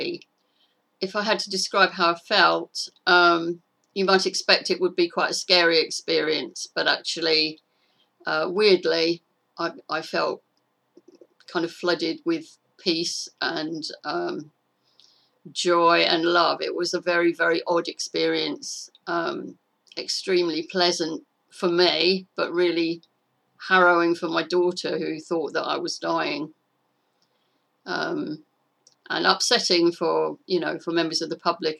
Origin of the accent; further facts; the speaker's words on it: Clacton-on-Sea, East of England, United Kingdom; now in Sussex, United Kingdom; I was brought up in Clacton-on-Sea in Essex